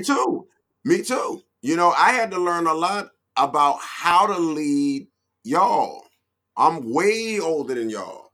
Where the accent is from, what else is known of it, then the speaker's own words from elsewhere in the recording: Norfolk, Virginia, United States; I am from Norfolk, Virginia, VA 804 757